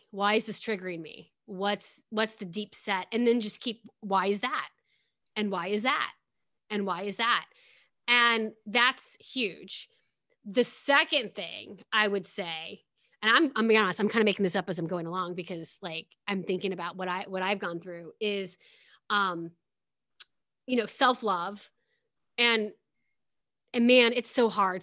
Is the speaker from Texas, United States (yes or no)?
no; Pekin, Illinois, United States; I grew up in a town called Pekin, Illinois.